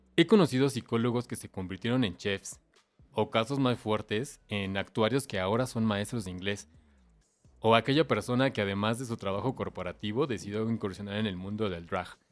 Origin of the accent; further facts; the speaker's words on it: Mexico; Soy mexicano y soy amante de nuestro folclore